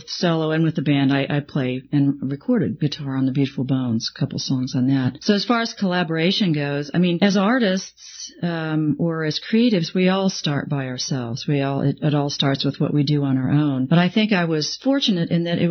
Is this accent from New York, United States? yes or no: no; Emporia, Kansas, United States; also born or lived in Lawrence; I've lived in this area